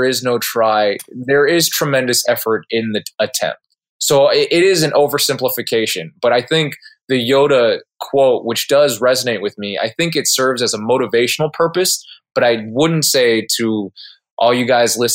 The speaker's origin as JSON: {"language": "English", "region": "Southern California", "country": "United States", "tie": "born or raised there", "also_born_or_lived": "Casper, Wyoming", "moved": "as an adult", "said": "I grew up in Southern California. I'm a SoCal homeboy"}